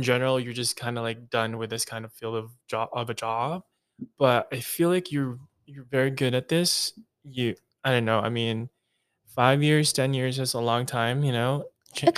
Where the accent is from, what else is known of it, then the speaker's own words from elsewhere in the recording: Philippines; accent: Philippine; my Philippine accent